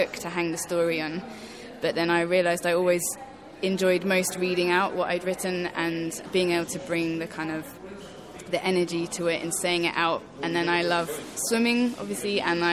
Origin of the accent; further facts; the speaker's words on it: Basingstoke, South East England, United Kingdom; also born or lived in Zambia; When I was 12, I moved from Basingstoke to Zambia, as you do, and I was there until I was 15